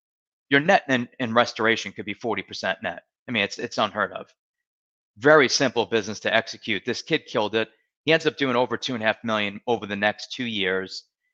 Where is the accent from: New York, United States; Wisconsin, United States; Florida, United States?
Florida, United States; Marco Island; I'm from Marco Island, Naples.